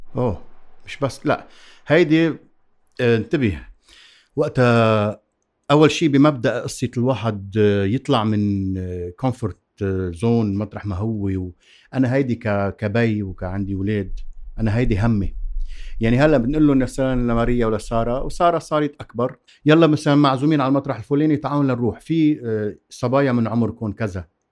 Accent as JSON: {"language": "Arabic", "town": "Zahle", "region": "Beqaa", "country": "Lebanon", "tie": "born or raised there", "said": "أنا من زحلي وعندي الطموح والعنفوان الزحليوي"}